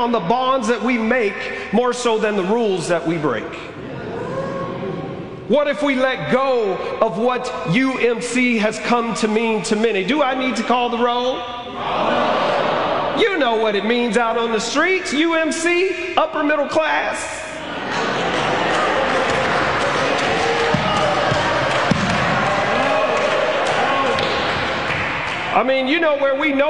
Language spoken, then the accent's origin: English; Alabama, United States; I grew up in Alabama